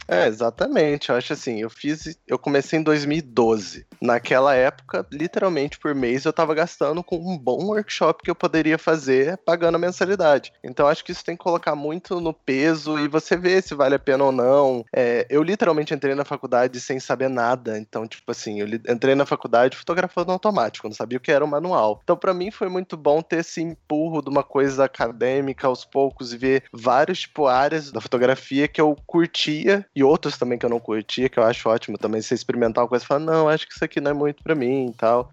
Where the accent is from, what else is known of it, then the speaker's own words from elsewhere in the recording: São Lourenço, Minas Gerais, Brazil; also born or lived in New York; eu sou de São Lourenço, Minas Gerais, sul de Minas, cidade bem pequena